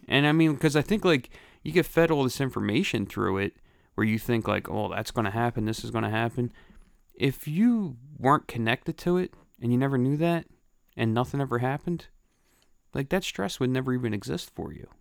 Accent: Philadelphia, Pennsylvania, United States; I grew up in Grace Ferry in Philadelphia

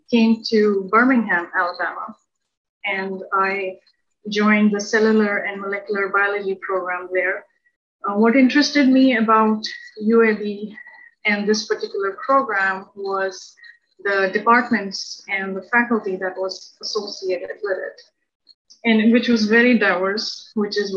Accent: Libya; He was working there, and I pretty much spent most of my formative years there.

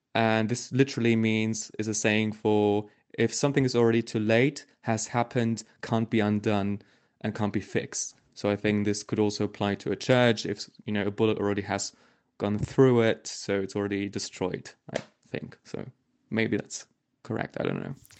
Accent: Germany; moved away as an adult; now in Netherlands; I'm from Germany originally, and I've been living here in the Netherlands now for six years

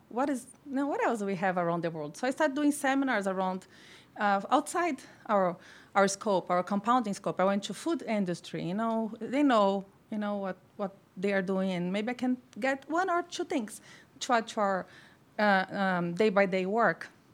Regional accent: Brazil; moved away as an adult; now in United States; I come from Brazil, a tropical country.

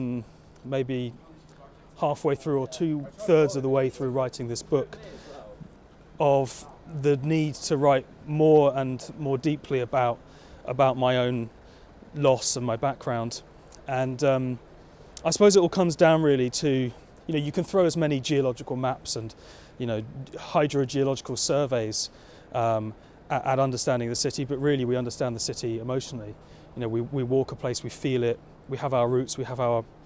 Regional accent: London, United Kingdom; growing up in South London on the banks of the lost river Ephra

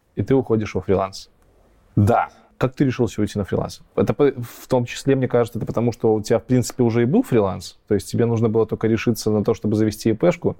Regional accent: Belarus; я белорус

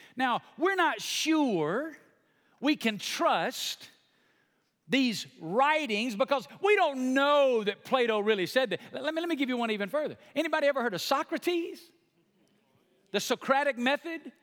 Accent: the Bible Belt, United States; I come from small town Bible Belt

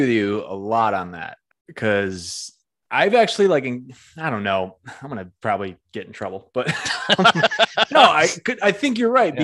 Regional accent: Northampton, Massachusetts, United States; my hometown in Northampton

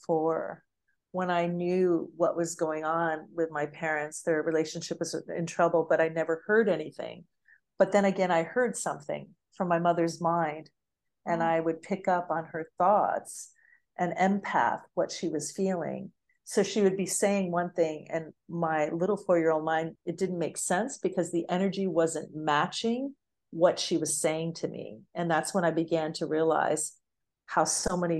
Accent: United States; moved away; also born or lived in Bali; I'm just an American woman.

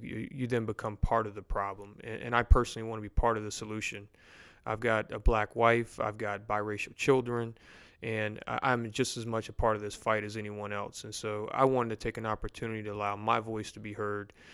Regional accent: Louisiana, United States; Baton Rouge in my hometown or home city

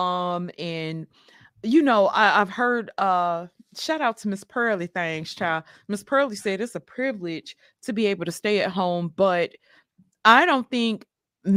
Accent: Mississippi, United States; now in Atlanta, United States; and I'm from Mississippi

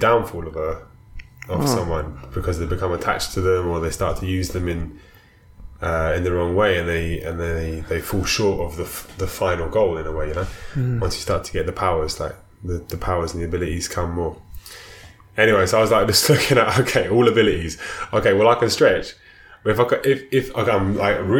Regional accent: London, United Kingdom; I was born in South London in, you know, 1985

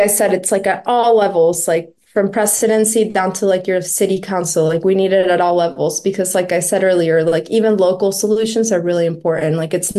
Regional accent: Florida, United States; I grew up in Florida, and I follow the news there a lot.

